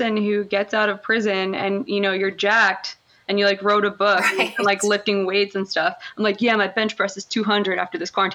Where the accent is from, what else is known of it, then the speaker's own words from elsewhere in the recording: Monroe Township, New Jersey, United States; I was born in Monroe Township, New Jersey, just a small, small little burbs in Jersey, but I was like close enough to New York City, Philly and all those places. So that wasn't the worst place to grow up.